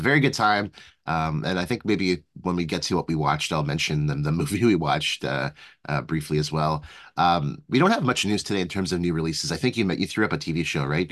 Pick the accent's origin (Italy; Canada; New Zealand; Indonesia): Canada; speaking as a Canadian because, you know, here in Canada